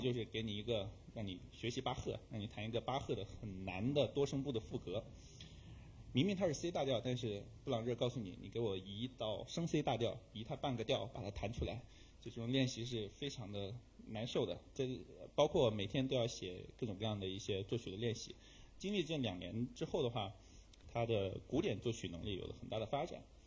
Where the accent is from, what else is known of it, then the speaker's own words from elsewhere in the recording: China; 我们中国人